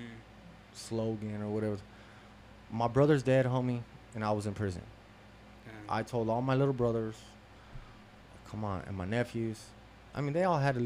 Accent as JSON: {"language": "English", "town": "Las Vegas", "region": "Nevada", "country": "United States", "said": "I'm from Las Vegas"}